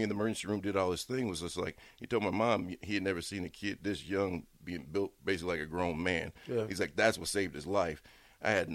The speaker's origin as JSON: {"language": "English", "town": "Bellevue", "region": "Nebraska", "country": "United States", "tie": "born or raised there", "said": "I grew up in Bellevue"}